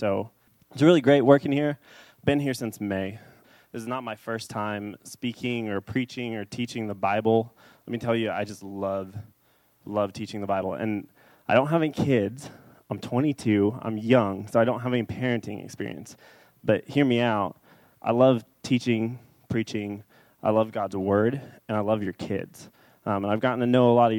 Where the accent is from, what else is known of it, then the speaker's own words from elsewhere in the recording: Dallas, Texas, United States; I grew up in Dallas. I grew up in kind of a South Dallas area.